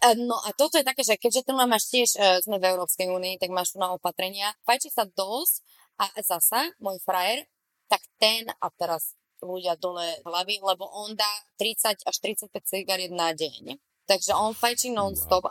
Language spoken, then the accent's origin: Slovak; eastern Slovakia, Slovakia; moved away; my sme všetci z východu